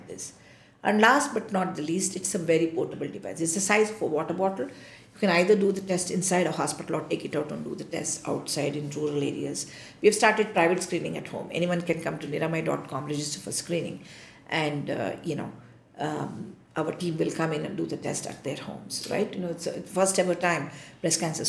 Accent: India; I feel very proud as an Indian.

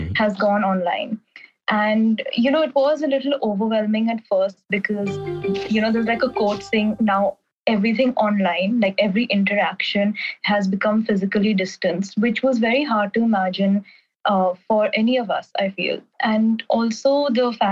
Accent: New Delhi, Delhi, India; moved away as an adult; also born or lived in Vancouver, Canada; I'm from New Delhi and I'm currently studying abroad in Vancouver, Canada

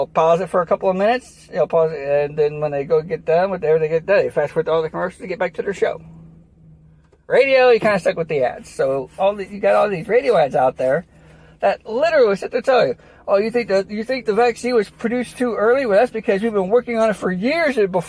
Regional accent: United States; as an American

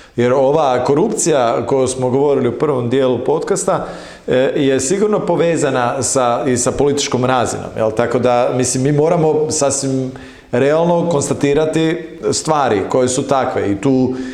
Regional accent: Croatia; kao Hrvati

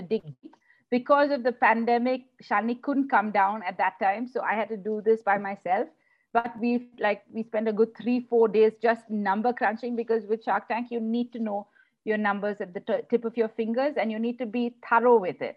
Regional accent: South India, India; we don't speak Hindi, since we're from the South

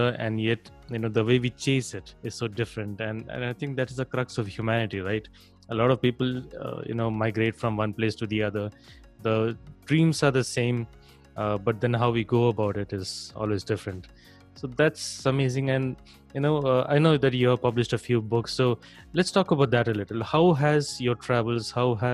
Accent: India; moved away as an adult; I'm from India and I just moved to a neighboring country

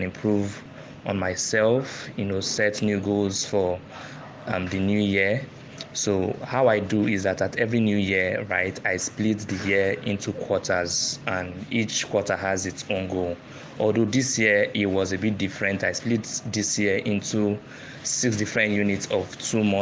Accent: Lagos, Nigeria; I'm from Abia State. I was born in Lagos, and I've lived most of my life in Lagos

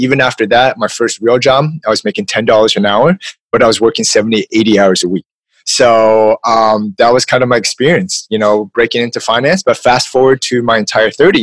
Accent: California, United States; I'm from California

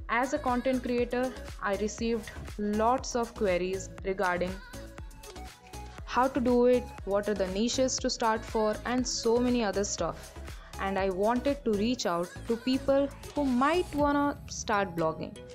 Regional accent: Odisha, India; I'm a student who is pursuing biotechnology in BSc. Anyways, I am from Odisha, famous for the Jagannath temple

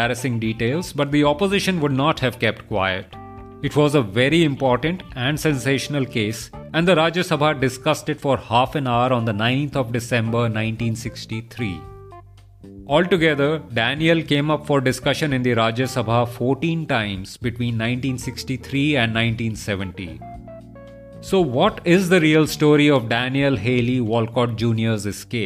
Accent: Chandigarh, India; my hometown Chandigarh

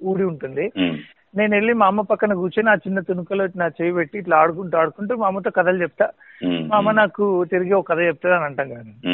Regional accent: Nalgonda, Telangana, India; now in Hyderabad, India; నేను నల్గొండలో కొంత భాషను పోగొట్టుకుని బయటకు వచ్చిన

